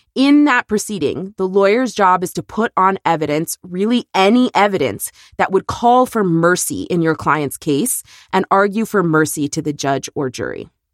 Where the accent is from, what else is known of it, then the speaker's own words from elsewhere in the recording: Texas, United States; it is my home state